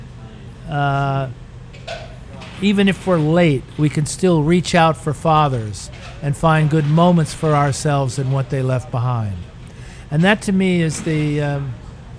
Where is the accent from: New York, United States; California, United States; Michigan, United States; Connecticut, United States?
New York, United States; Bedford; I grew up in Westchester, in a nice town, Bedford Village